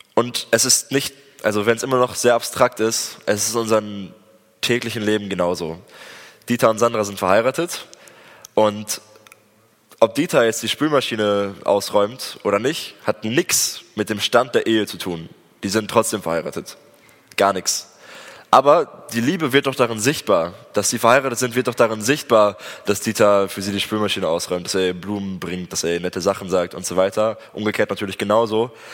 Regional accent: Germany; also born or lived in Espelkamp, Germany; als Deutsche

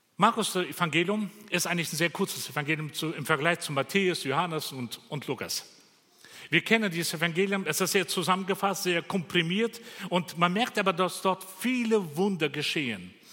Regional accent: Bavaria, Germany; bei uns in Bayern

